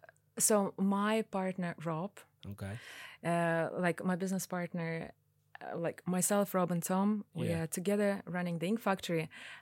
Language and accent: English; Russia; English is a second language; also born or lived in Tajikistan; now in Ireland; And in the 90s, they had to leave because of the civil war. {S4} Okay. {S3} And they moved to Russia. So my dad originally from Korea and my mom is Russian. And then they had to move to Russia.